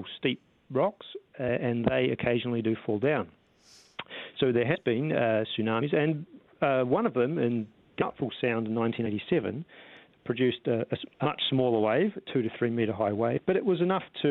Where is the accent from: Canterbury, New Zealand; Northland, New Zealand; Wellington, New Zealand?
Wellington, New Zealand; I'm from Wellington